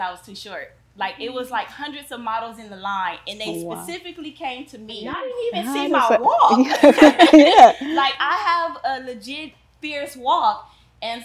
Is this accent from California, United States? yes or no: yes; Compton, California, United States; Growing up in Compton